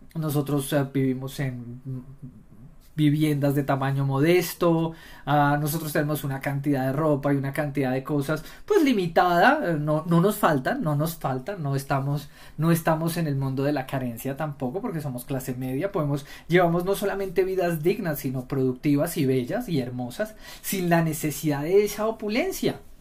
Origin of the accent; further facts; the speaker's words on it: Colombia; nosotros no somos norteamericanos, nosotros somos colombianos